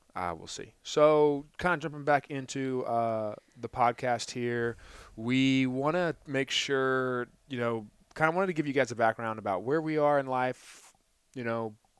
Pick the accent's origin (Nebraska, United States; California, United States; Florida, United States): Florida, United States; Ponte Vedra Beach; moved away as an adult; also born or lived in Jacksonville, Florida; now in Gainesville, United States; I was from Jacksonville, Florida. Grew up in Ponte Vedra Beach